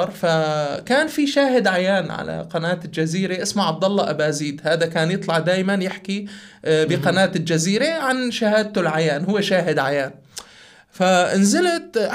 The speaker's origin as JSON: {"language": "Arabic", "region": "Aleppo Governorate", "country": "Syria", "also_born_or_lived": "Daraa", "accent": "Aleppan", "said": "كوني انا ماني من حلب يعني يمكن لهجتي حلبيه تطلع من عندي كلمه ولكن الاصل من درعا"}